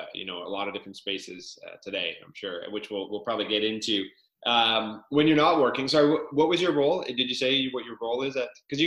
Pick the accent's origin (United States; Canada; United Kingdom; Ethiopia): Canada; Victoria, British Columbia; I've only been in Victoria my whole life